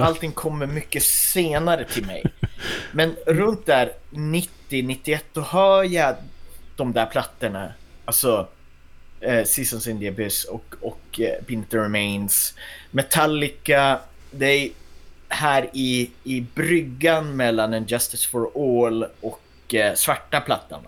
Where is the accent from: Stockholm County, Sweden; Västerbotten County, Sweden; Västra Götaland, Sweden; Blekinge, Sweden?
Västerbotten County, Sweden; also born or lived in Kågedalen; Jag är från Västerbotten